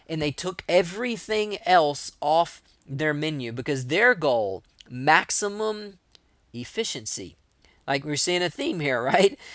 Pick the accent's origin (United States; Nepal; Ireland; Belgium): United States; East Texas; I'm from East Texas